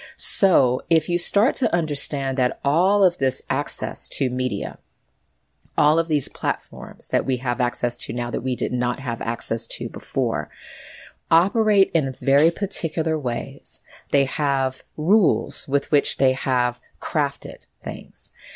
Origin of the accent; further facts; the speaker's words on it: United States; growing up in the United States